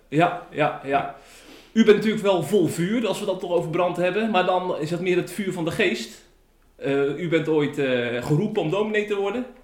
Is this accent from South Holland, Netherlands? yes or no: no; Tholen, Zeeland, Netherlands; moved away; Ik, ik kom eh, oorspronkelijk uit Zeeland. Ik ben opgegroeid op Tolen.